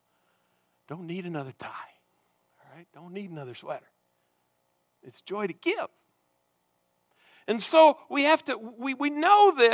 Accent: United States; we have here as Americans

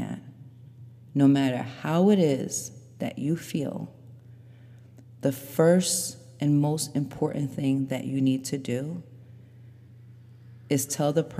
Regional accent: New York, United States; I grew up in New York and I was raised by immigrant parents, very strict mother, Haitian mother.

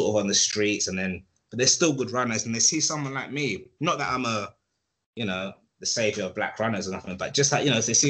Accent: London, United Kingdom; I am hood from Edmonton. That's where I grew up.

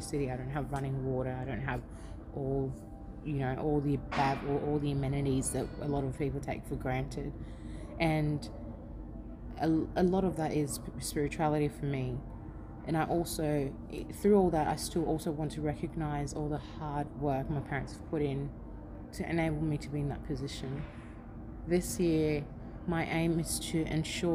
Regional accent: Ghana; now in Australia; Born in Ghana

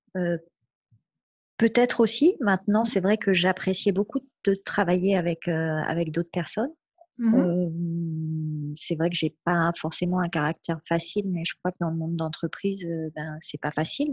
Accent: France; J'ai la chance d'être en France et d'être née en France et je revendique ça et je remercie mes parents d'avoir fait ce choix-là, mmh euh, de nous avoir élevés en France.

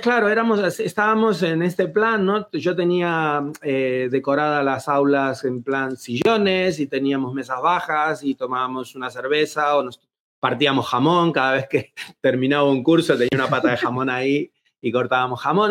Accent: Buenos Aires, Argentina; moved away as an adult; also born or lived in Seville, Spain; now in Madrid, Spain; vengo de Buenos Aires, se me nota creo en el acento

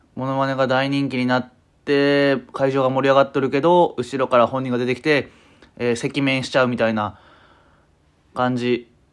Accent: Ehime, Japan; moved away as an adult; also born or lived in Tokushima; 私、あのー、愛媛県出身で、まあ、社会人、就職するまでは

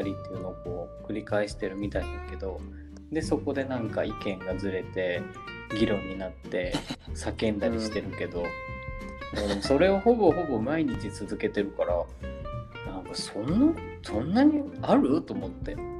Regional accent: Japan; 自分たち日本人

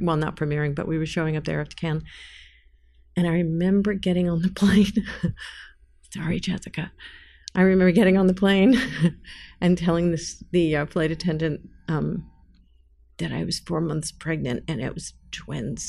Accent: New York City, New York, United States; moved away as an adult; even though I'm from New York, that's where I grew up

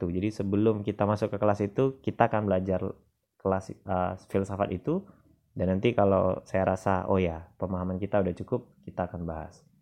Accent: West Sumatra, Indonesia; filsafat alam Minangkabau nah, ini filsafat lokal dari daerah saya

